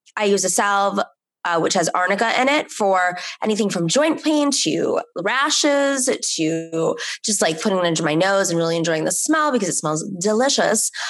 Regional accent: New York City, New York, United States; personally felt as a New Yorker

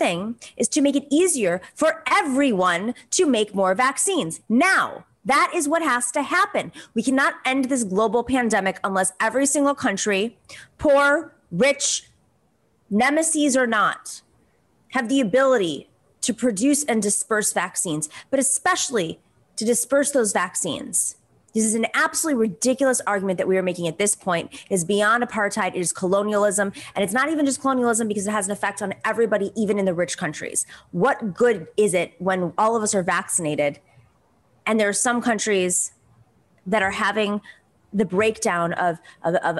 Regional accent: Greece; now in United States; in Greece right now, my home country

